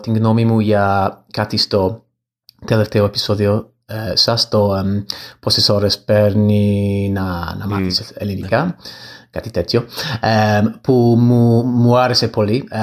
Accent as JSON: {"language": "Greek", "region": "England", "country": "United Kingdom", "second_language": "Greek", "said": "από την Αγγλία"}